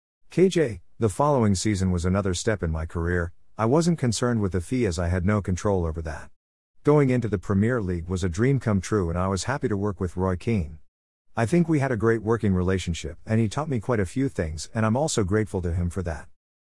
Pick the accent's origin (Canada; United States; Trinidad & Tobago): Trinidad & Tobago; growing up in Trinidad and Tobago is like any other Caribbean island really, warm weather, beaches, sea and sand, but it is also industri